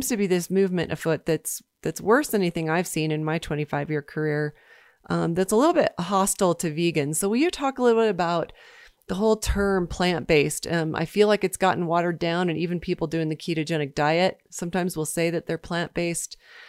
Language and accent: English; Washington, District of Columbia, United States; So from my hometown in Washington, D.C.